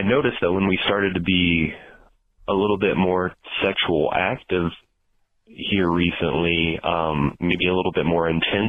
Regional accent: Colorado, United States; Hi, Dr. Drew. … I'm from Colorado.

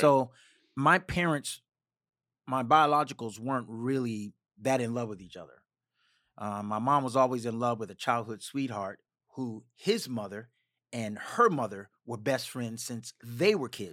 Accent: Richmond, Virginia, United States; moved away; also born or lived in Maryland / Washington, D.C. / Dinwiddie, Virginia; I was born in Richmond

